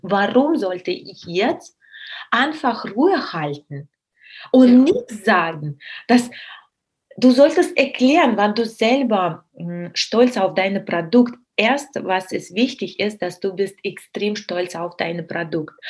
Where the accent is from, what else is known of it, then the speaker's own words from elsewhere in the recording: Russia; German is a second language; moved away; ich bin Russin